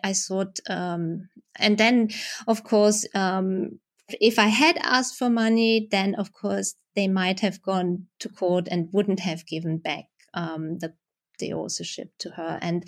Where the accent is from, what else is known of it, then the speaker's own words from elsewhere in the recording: Germany; I mean, I had it when I was growing up in Germany.